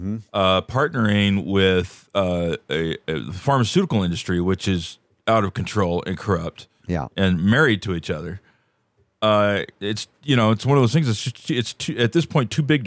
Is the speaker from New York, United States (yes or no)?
no; the Bay Area, California, United States; I grew up in the Bay Area